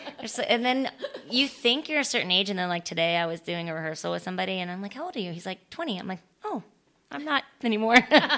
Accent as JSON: {"language": "English", "region": "Florida", "country": "United States", "tie": "born or raised there", "also_born_or_lived": "San Francisco, California / Louisiana", "moved": "yes", "lives_now": "Los Angeles, United States", "said": "I was born in California. I was born in San Francisco and we moved when I was 2. So I don't remember any of it. And we moved to Florida, this small little town in Florida."}